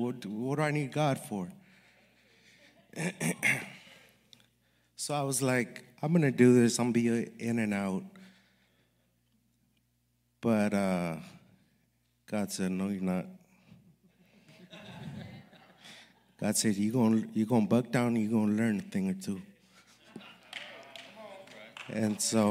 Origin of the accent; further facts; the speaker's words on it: Los Angeles, California, United States; I'm from Los Angeles, California. I was raised by my single mother